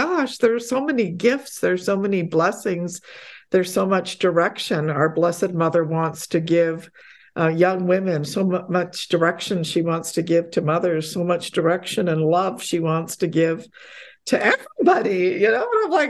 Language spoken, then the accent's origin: English; Poland; born there; I myself grew up, I was born in Poland, and so I grew up in a very pious religious home